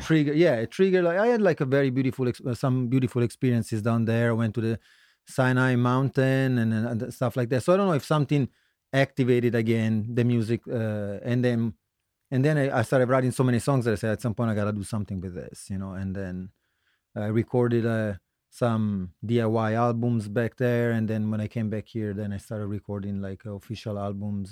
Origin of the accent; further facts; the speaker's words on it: Turin, Piedmont, Italy; moved away as an adult; also born or lived in Florence, Tuscany / San Francisco / Newark, Delaware; now in Philadelphia, United States; originally I come from Italy. Um, I lived, uh, was born in the center in Tuscany, near Florence, but I lived in Torino in the northwest for most of my life. So, uh, I would say that's my hometown